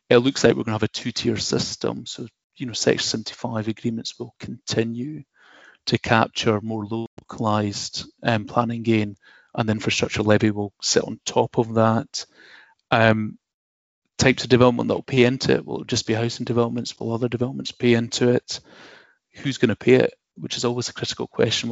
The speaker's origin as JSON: {"language": "English", "town": "Dundee", "region": "Scotland", "country": "United Kingdom", "tie": "born or raised there", "moved": "yes"}